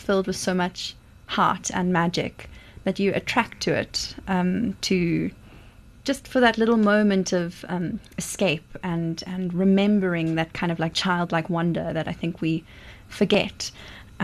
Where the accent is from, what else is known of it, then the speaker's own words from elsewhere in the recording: Johannesburg, Gauteng, South Africa; I grew up in Joburg, so I grew up going to the pantomime